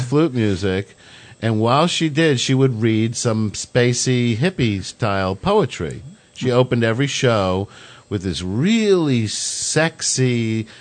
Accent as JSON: {"language": "English", "area": "Long Island", "region": "New York", "country": "United States", "tie": "born or raised there", "said": "growing up on Long Island"}